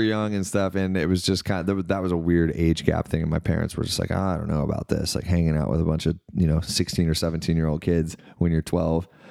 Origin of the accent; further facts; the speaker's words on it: Knoxville, Tennessee, United States; also born or lived in Florida / Mississippi; I grew up in Knoxville, Tennessee, so, like, east of Nashville